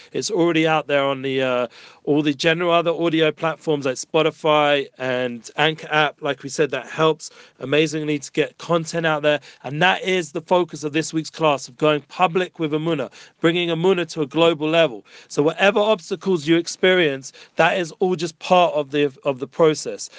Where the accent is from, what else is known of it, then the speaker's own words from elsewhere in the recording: England, United Kingdom; now in Jerusalem, Israel; I'm from England, so we're somewhat used to the cold